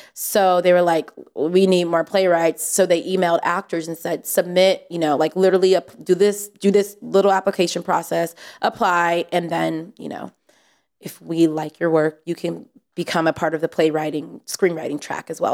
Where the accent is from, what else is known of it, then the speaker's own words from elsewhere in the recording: San Jose, California, United States; I'm from San Jose, from the Bay